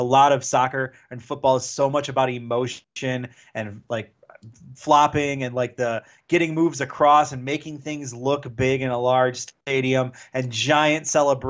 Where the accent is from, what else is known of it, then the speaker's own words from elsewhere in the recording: Chicago, Illinois, United States; You know, I attended All In as a Chicagoan.